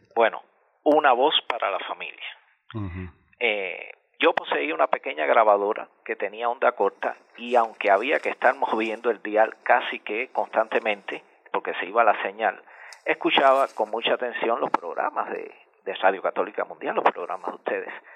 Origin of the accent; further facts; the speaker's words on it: Meneses, Sancti Spíritus, Cuba; yo nací en 1984 aquí en Menece, un pequeño pueblo de campo ubicado en el centro norte de Cuba, específicamente Jorge, en la provincia de Santi Espíritus